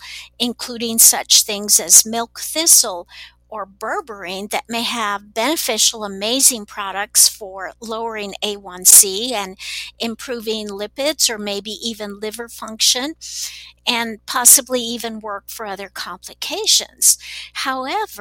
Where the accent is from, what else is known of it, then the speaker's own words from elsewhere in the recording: Texas, United States; now in Salt Lake City, United States; I grew up in Texas, so I speak Spanish